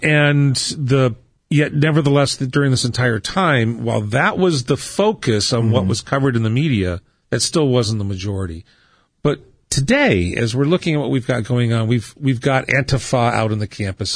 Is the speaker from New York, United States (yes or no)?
no; Southern California, United States; also born or lived in Ohio; growing up in Southern California in the '60s and '70s. We actually came out from Ohio mm-hmm. in 1968